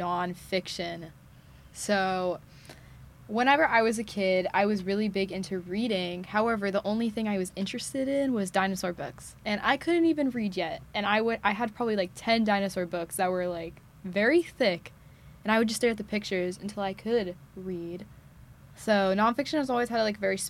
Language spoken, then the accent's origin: English; Katy, Texas, United States; moved away; I'm from Katy, Texas, which is about an eight-hour drive. So around the Houston area